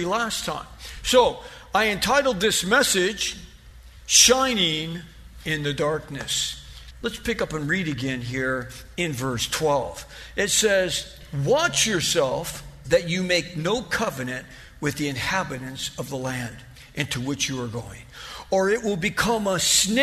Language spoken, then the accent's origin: English; Ontario, California, United States; also born or lived in North Hollywood; We moved from North Hollywood to Ontario when I was 6 years old.